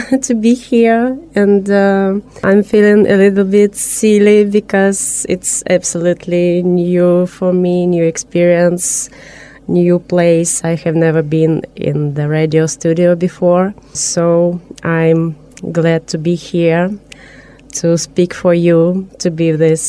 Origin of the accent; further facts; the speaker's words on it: Novosibirsk, Novosibirsk Oblast, Russia; English is a second language; moved away as an adult; now in Nyíregyháza, Hungary; I'm from Russia. I'm from Novosibirsk. It's a Siberian city in the middle of Russia. And I worked as a lawyer there.